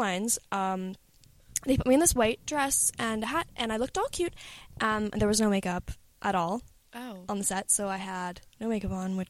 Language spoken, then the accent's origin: English; Canada; I'm from Canada.